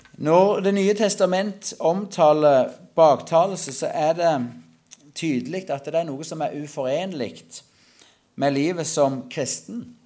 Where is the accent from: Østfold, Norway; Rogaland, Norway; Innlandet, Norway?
Rogaland, Norway; Klepp; Jeg kommer ifra Klepp. For de som godt kjente det, så jeg vokste opp på en gard på Salte. Det er fortsatt i Klepp kommune